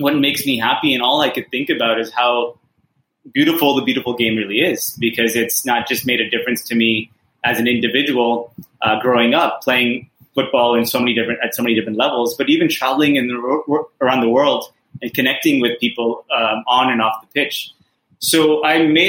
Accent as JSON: {"language": "English", "region": "California", "country": "United States", "tie": "born or raised there", "moved": "as an adult", "lives_now": "Mumbai, India", "said": "I grew up in California"}